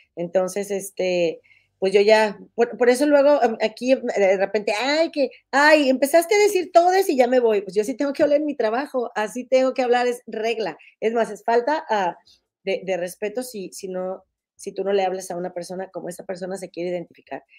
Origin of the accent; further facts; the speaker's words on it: Monterrey, Nuevo León, Mexico; moved away as an adult; now in Chicago, United States; soy de Monterrey, pero tengo cinco años viviendo aquí en Chicago